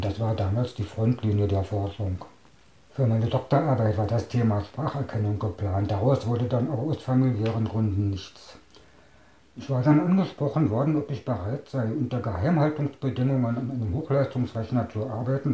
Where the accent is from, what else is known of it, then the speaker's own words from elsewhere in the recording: Staaken, Berlin, Germany; Ich bin 1961 geboren in Starken. Das lag damals im Bezirk Potsdam, gehört heute zu Berlin.